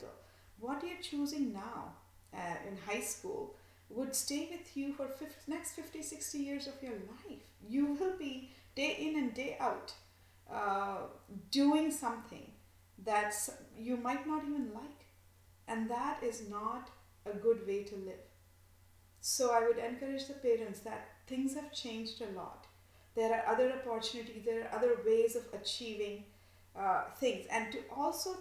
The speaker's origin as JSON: {"language": "English", "country": "India", "tie": "born or raised there", "said": "growing up in India"}